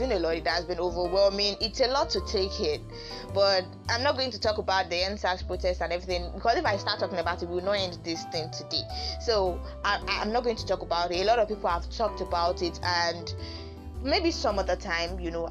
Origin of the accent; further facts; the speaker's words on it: Nigeria; being a Nigerian